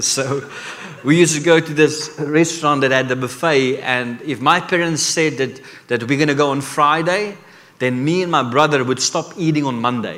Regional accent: South Africa; I come from Africa

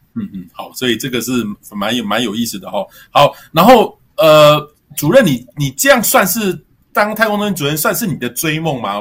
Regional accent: Miaoli County, Taiwan; 对啊，我是苗栗。 我会讲一些点。

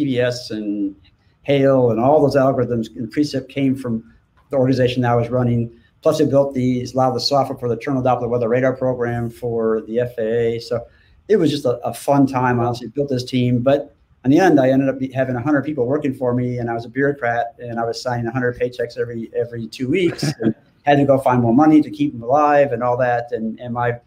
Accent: St. Paul, Minnesota, United States; moved away as an adult; now in Norman, United States; I grew up in Minnesota, in St. Paul, and spent my first 19 years of my life there

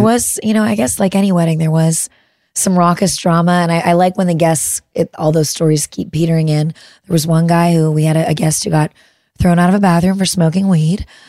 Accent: Midwest, United States; I'm a Midwesterner

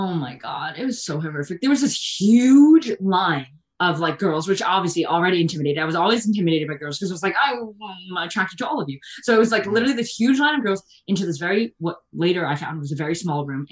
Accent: Bergen County, New Jersey, United States; I'm from Jersey, and I was like in Bergen County, like North Jersey

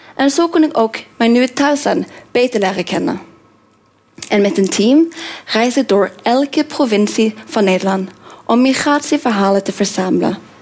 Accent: Norway; Dutch is a second language; moved away as an adult; also born or lived in Korea / Australia / Indonesia / Tajikistan; now in Netherlands; ik kom uit Noorwegen

